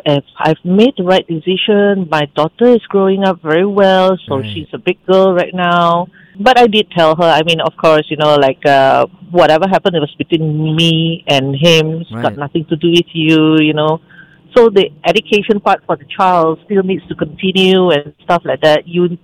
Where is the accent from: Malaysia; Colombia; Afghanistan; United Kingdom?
Malaysia; Peninsular Malaysia; I went back home to my hometown. Things happened in West Malaysia.